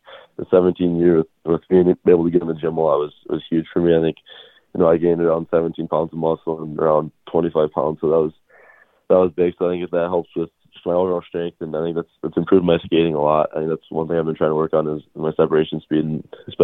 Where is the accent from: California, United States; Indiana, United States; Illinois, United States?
Illinois, United States; Chicago; also born or lived in Quebec, Canada; I was born in Quebec, so I grew up there with my family until third grade, and then I moved to Chicago in third grade, so I was around 9 or 10 years old. I grew up there